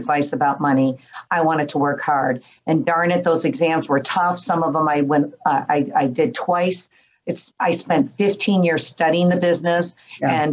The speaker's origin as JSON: {"language": "English", "town": "Detroit", "region": "Michigan", "country": "United States", "tie": "born or raised there", "moved": "as an adult", "lives_now": "Southern California, United States", "said": "I grew up in the Detroit area"}